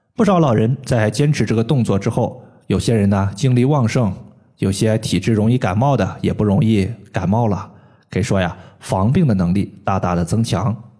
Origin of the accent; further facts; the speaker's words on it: Henan, China; moved away; 我老家呢是在河南